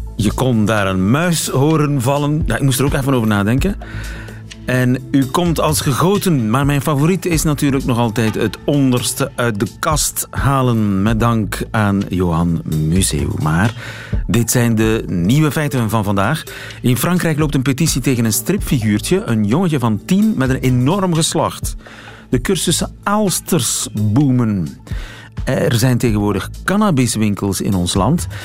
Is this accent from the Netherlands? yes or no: no; Oudenaarde, Flanders, Belgium; accent: East Flemish; Ik ben zelf Oost-Vlaming. Ja. Geboren Oudenaren